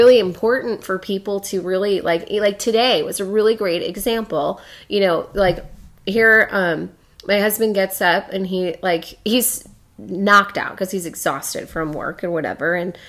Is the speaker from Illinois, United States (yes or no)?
yes; Chicago, Illinois, United States; accent: Chicago; You know, because I got my Chicago accent in here and it...